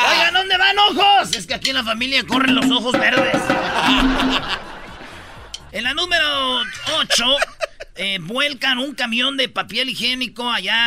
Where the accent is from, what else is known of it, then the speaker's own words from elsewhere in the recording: Mexico; los mexicanos somos latinos